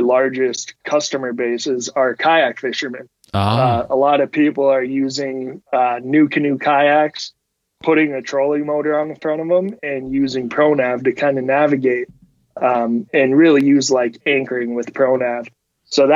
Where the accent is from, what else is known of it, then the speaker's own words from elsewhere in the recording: Marquette, Michigan, United States; born and raised in the Upper Peninsula.